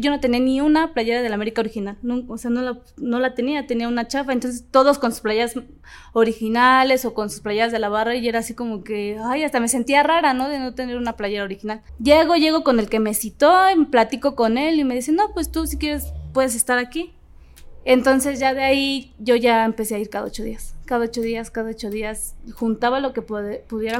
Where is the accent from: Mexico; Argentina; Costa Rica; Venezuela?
Mexico; Ecatepec, State of Mexico; el barrio de Catepec, que es de donde yo soy